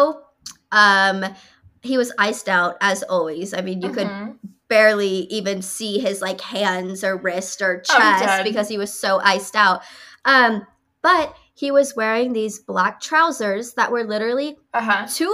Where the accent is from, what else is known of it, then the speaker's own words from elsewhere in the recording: Texas, United States; we grew up in Texas.